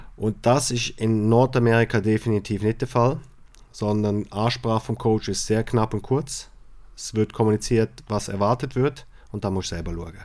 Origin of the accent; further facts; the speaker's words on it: Switzerland; bei uns in der Schweiz